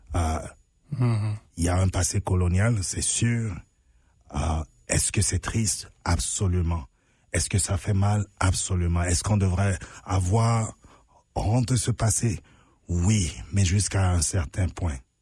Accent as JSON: {"language": "French", "country": "Benin", "moved": "as an adult", "lives_now": "Canada", "said": "chez moi au Bénin"}